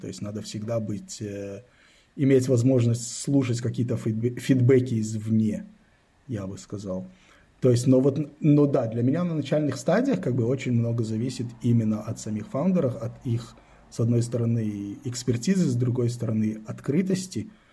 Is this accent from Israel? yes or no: yes; Israel; also born or lived in Belarus; now in Berlin, Germany; Я родился в э, Советском Союзе, в Белоруссии. Когда мне было 10 лет, мы эмигрировали в Израиль. Ну, то есть родители с семьей, с братом мы эмигрировали в Израиль. То есть вырос я в Израиле